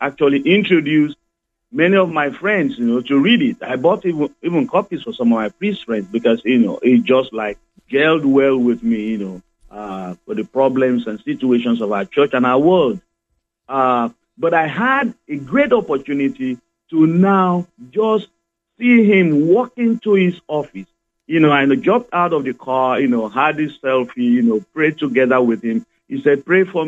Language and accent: English; Nigeria; moved away as an adult; also born or lived in Belgium; now in Davenport, United States; I was originally I'm from Nigeria